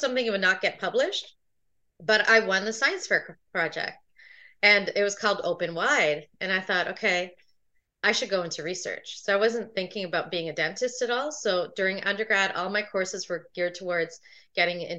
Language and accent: English; Toronto, Ontario, Canada; I was born in Toronto, Ontario